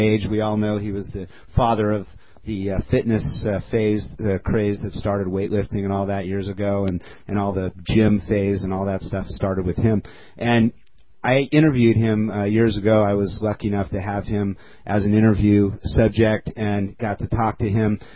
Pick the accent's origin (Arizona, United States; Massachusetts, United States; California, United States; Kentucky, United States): California, United States; Culver City; also born or lived in Glendale; I grew up in Culver City, as a matter of fact, as a kid